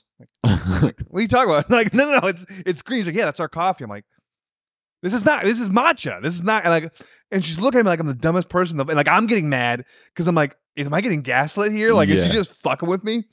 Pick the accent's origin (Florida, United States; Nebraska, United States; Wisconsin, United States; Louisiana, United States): Wisconsin, United States; I'm from Wisconsin